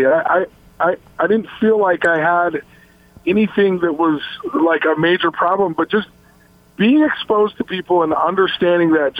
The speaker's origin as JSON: {"language": "English", "town": "Logan", "region": "Utah", "country": "United States", "tie": "born or raised there", "also_born_or_lived": "Salt Lake City, Utah", "moved": "as an adult", "said": "I came from Logan, Utah, till I lived there till I was 14, and then in Salt Lake from the age of 15 to 18"}